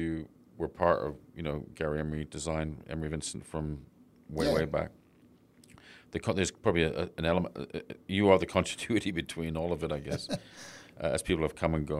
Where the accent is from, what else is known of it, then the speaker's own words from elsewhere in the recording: London, United Kingdom; I came from London, a lot of designers I was used to working with didn't have that incredible focus on that detail.